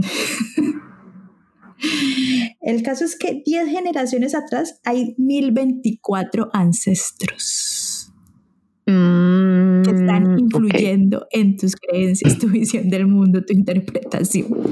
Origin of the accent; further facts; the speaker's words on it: Santander, Colombia; Santander es de donde yo soy